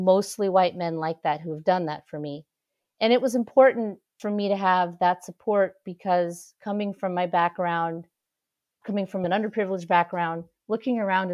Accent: San Francisco, California, United States; now in Washington, D.C., United States; So I'm originally from San Francisco. I live in Washington, D.C. now, but I grew up in San Francisco.

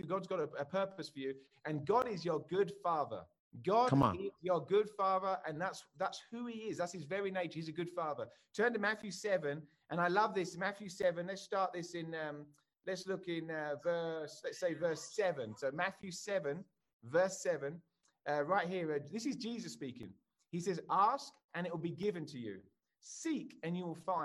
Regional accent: England, United Kingdom; moved away as an adult; now in United States; I'm English, as you can tell, and I live in America.

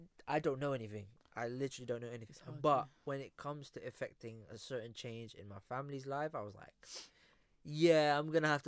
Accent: Philippines; first language Filipino; English is a second language; my first language was Filipino, obviously.

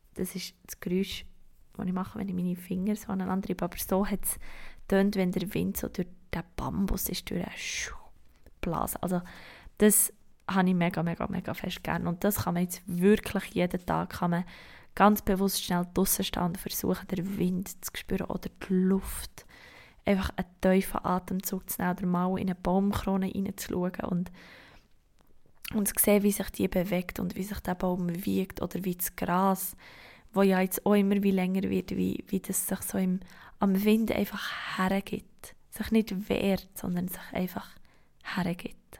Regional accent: Switzerland; bei uns in der Schweiz

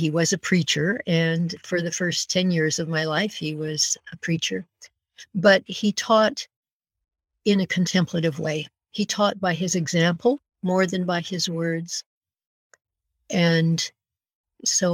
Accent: north end of Kootenay Lake, British Columbia, Canada; also born or lived in United States; we moved from the States to the north end of Kootenai Lake when I was a girl of 10

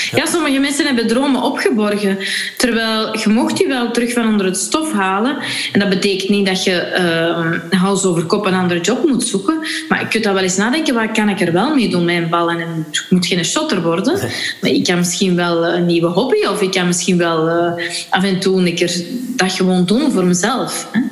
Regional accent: Flanders, Belgium; als Vlaming

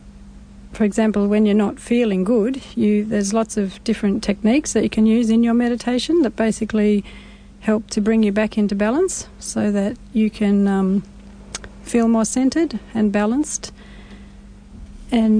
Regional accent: Sydney, New South Wales, Australia; also born or lived in Blue Mountains; I was born in Sydney

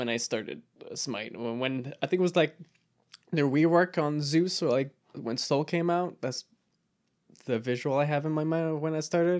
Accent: Canada; French-Canadian. I'm Canadian.

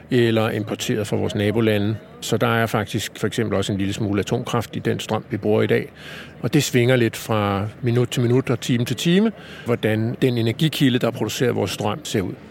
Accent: Copenhagen, Capital Region of Denmark, Denmark; der har vi så som københavner normalt et varmesystem, som trækker typisk på fjernvarmenettet

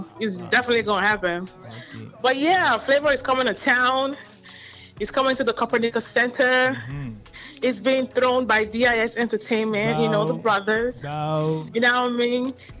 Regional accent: Nigeria; You know, I'm Nigerian.

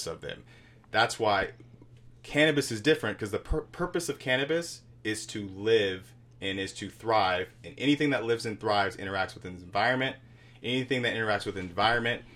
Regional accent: California, United States; also born or lived in Washington; now in Chicago, United States; I'm from California

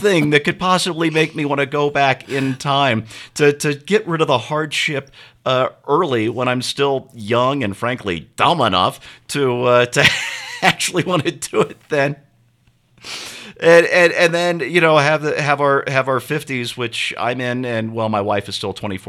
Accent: St. Louis, Missouri, United States; I grew up in St. Louis, which in some ways is a great town.

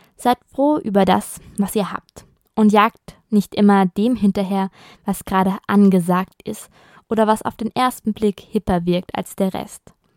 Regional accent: Germany; now in Italy; als Deutscher im Ausland lebt

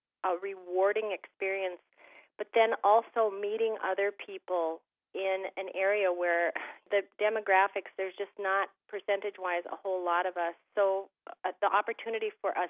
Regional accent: Thief River Falls, Minnesota, United States; I grew up in Thief River Falls, Minnesota

